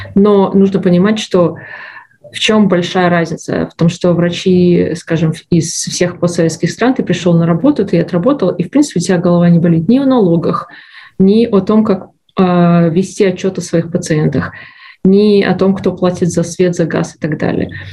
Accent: Belarus; moved away as an adult; now in Canada; Я из Беларуси. Э, была врачом в Беларуси

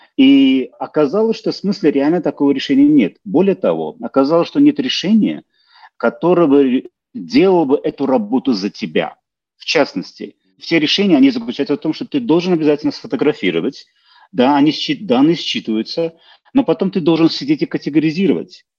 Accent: Baku, Azerbaijan; moved away as an adult; now in Calgary, Canada; я родом из Баку, Азербайджана

